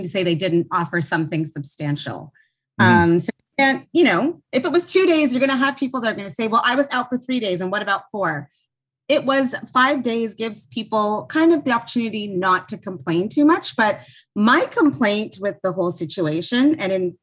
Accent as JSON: {"language": "English", "town": "Toronto", "region": "Ontario", "country": "Canada", "tie": "born or raised there", "said": "I grew up in Toronto area"}